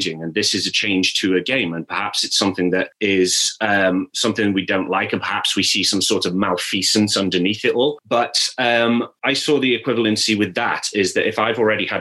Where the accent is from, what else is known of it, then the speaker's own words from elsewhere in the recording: Staffordshire, West Midlands, United Kingdom; I'm from Staffordshire.